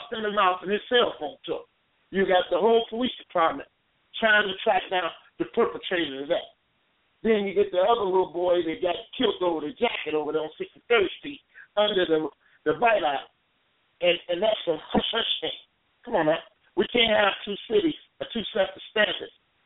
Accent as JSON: {"language": "English", "town": "Chicago", "region": "Illinois", "country": "United States", "tie": "born or raised there", "said": "growing up in Cabrini Green"}